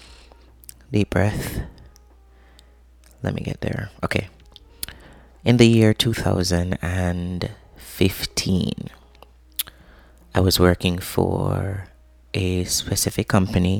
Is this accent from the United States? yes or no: no; Jamaica; I am Jamaican by birth.